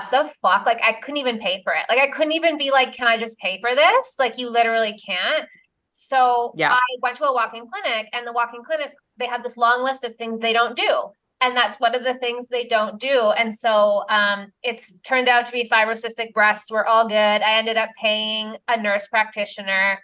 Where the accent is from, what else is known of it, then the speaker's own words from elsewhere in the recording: Canada; I'm Canadian